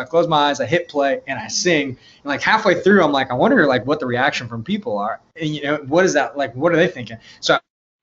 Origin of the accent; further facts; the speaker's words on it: Yorba Linda, California, United States; I grew up in Southern California, Orange County, specifically a small town called Yorba Linda.